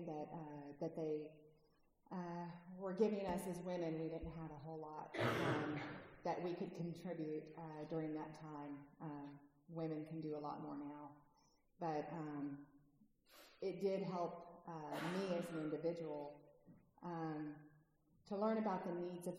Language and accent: English; California, United States; moved away; I'm originally from California